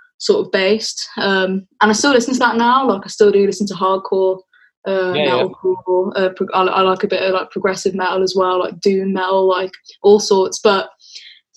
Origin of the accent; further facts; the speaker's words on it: Wolverhampton, West Midlands, United Kingdom; also born or lived in Birmingham; I am from Wolverhampton, but I spent a lot of time in Birmingham